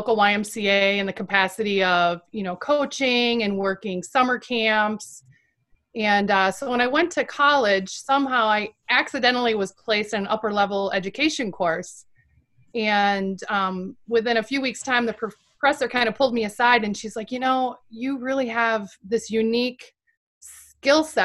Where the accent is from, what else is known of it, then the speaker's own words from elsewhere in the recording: Janesville, Wisconsin, United States; also born or lived in Madison, Wisconsin / La Crosse, Wisconsin; I grew up in Janesville